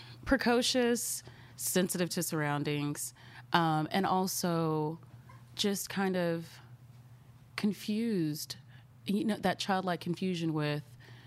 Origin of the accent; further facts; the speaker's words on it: Dallas, Texas, United States; Mm-hmm, in Dallas.